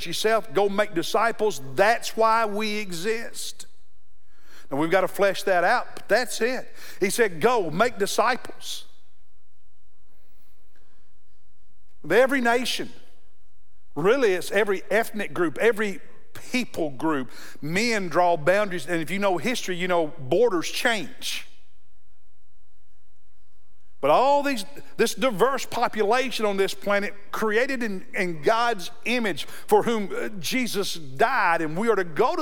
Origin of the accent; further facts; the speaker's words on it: Kentucky, United States; now in South Carolina, United States; Growing up in Kentucky